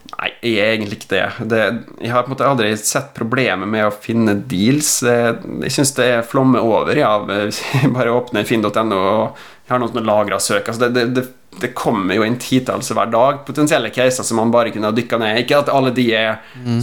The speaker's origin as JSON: {"language": "Norwegian", "region": "Western Norway", "country": "Norway", "also_born_or_lived": "Oslo", "lives_now": "Molde, Norway", "said": "som vestlending"}